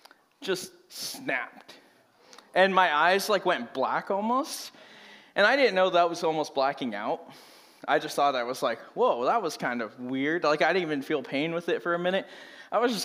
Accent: Merced, California, United States; moved away as an adult; now in Reading, United States; I grew up in Merced, California

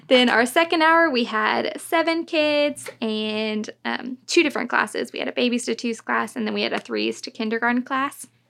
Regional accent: North Richland Hills, Texas, United States; I grew up in North Richland Hills, which was super fun, and I've loved the area

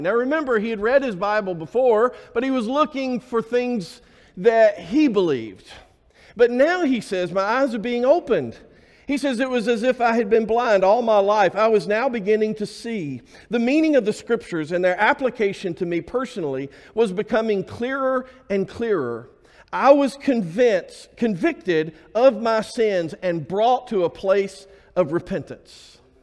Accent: Alabama, United States; I was born and raised in Alabama

